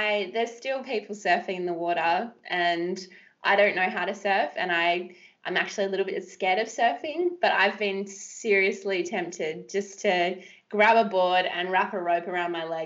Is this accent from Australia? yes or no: yes; Western Australia, Australia; I grew up in West Australia, ocean born, love the surf